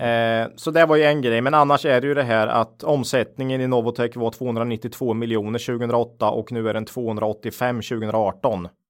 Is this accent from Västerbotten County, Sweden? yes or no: no; Finspång, Östergötland, Sweden; jag är ju född och uppvuxen i Finspång eh, i Östergötland